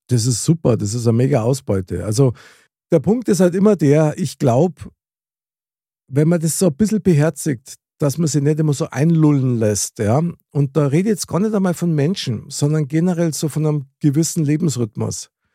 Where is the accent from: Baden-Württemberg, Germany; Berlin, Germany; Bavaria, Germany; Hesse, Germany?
Bavaria, Germany; Munich; accent: Bavarian / Munich dialect; ich spreche ja wirklich sehr gern Mundart, also das heißt Bayerisch oder das Münchnerische halt.